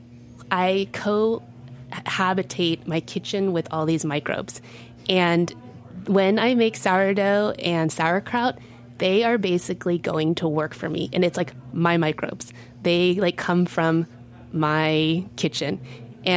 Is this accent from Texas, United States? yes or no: yes; Texas, United States; now in New York, United States; I come from Texas